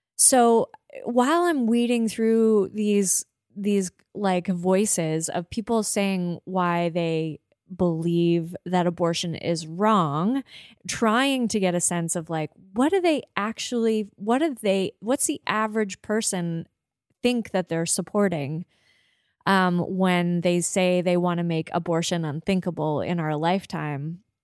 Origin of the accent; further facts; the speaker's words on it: Prince Edward Island, Canada; also born or lived in Toronto; now in Halifax, Canada; a young person growing up on Prince Edward Island